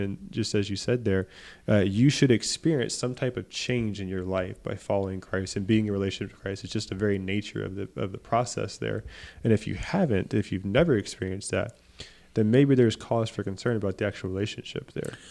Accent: Beaumont, Texas, United States; my hometown was hurt by Hurricane Harvey in Beaumont

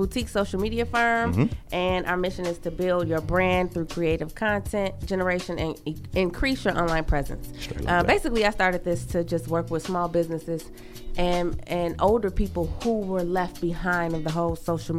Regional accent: Oklahoma, United States; So, I was born in Oklahoma.

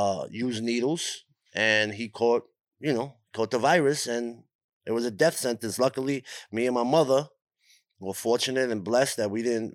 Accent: Brooklyn, New York, United States; Growing up in Brooklyn

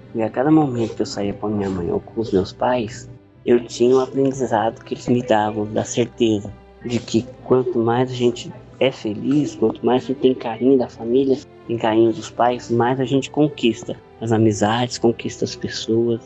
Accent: São Paulo, Brazil; moved away; Comecei a participar da doutrina espírita, que eu tinha 9 anos, lá na minha cidade de São Paulo

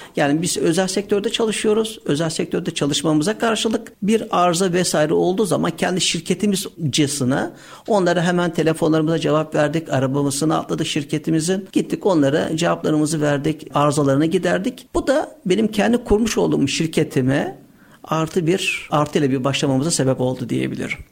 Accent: Istanbul, Turkey; 16.01.1976 İstanbul doğumluyuz.

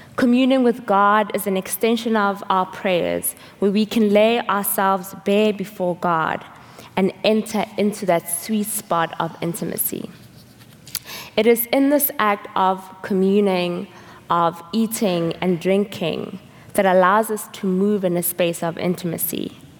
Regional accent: South Africa; moved away; I'm from South Africa

